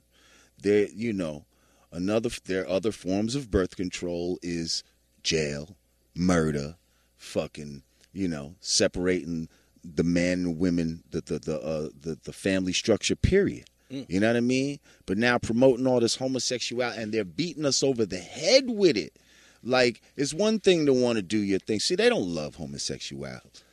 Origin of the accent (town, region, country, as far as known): New Rochelle, New York, United States; born or raised there; also born or lived in Bronx, New York